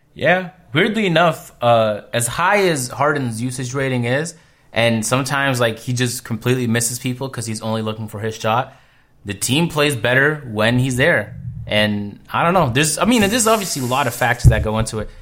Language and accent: English; Canada; I'm from Canada